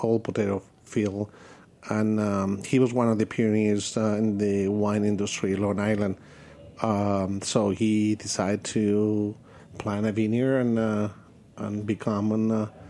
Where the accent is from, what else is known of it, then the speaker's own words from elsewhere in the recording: Madrid, Community of Madrid, Spain; English is a second language; moved away as an adult; also born or lived in Cordoba, Andalusia, Spain / California; I was born in South in Cordoba, in Andalusia, but I grew up in Madrid.